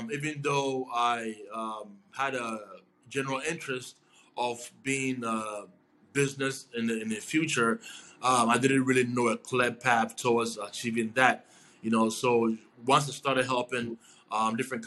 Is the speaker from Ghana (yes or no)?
yes; Ghana; moved away as an adult; now in New York, United States; I'm originally from Ghana. I moved to New York about 7 years ago